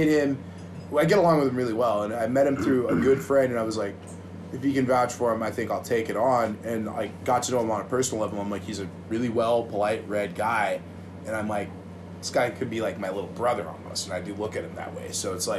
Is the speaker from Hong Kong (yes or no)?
no; Uruguay; I'm from Uruguay.